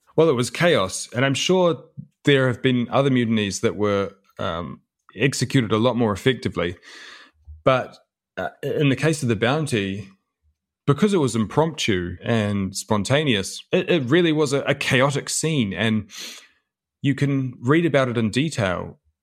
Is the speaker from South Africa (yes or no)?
no; New Zealand; my father was born and raised in New Zealand, and so was